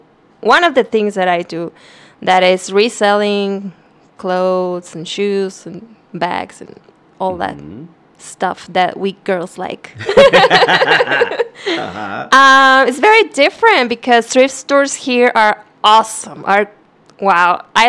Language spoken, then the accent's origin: English; Piedras Negras, Coahuila, Mexico; moved away as an adult; also born or lived in Torreón, Coahuila / Monterrey; now in Austin, United States; I was born in Torreón, Coahuila. Mm-hmm. And I grew up in Piedras Negras, Coahuila, which is my hometown, one of my hometowns.